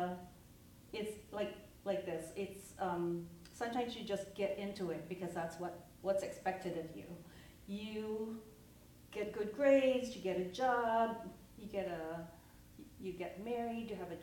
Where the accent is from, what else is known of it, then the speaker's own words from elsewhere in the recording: Philippines; now in United States; We came here as immigrants. I'm first generation Filipino in the U.S.